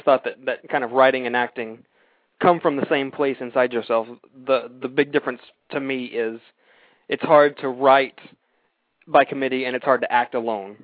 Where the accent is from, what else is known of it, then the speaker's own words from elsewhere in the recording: Austin, Texas, United States; moved away; I'm from Austin